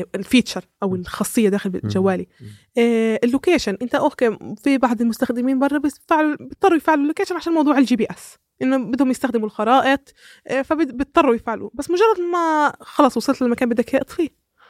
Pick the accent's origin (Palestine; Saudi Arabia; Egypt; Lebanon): Palestine